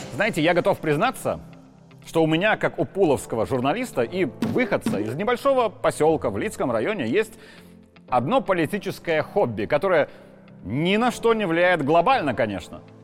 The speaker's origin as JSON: {"language": "Russian", "country": "Belarus", "said": "все мы, белорусы"}